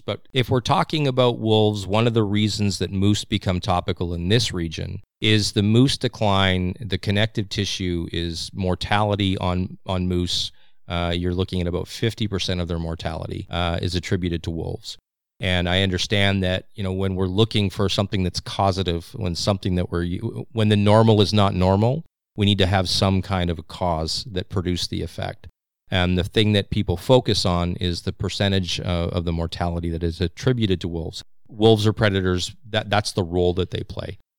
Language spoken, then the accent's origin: English; Saskatchewan, Canada; now in British Columbia, Canada; a transplant to British Columbia, although I was originally born here, believe it or not. Uh, I am from Saskatchewan.